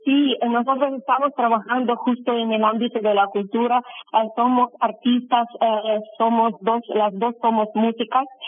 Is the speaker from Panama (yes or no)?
no; Kyiv, Ukraine; Spanish is a second language; moved away as an adult; now in Santa Cruz de la Sierra, Bolivia; yo y mi hermana … somos oriundas de Ucrania, ah, de la ciudad Kiev, capital de Ucrania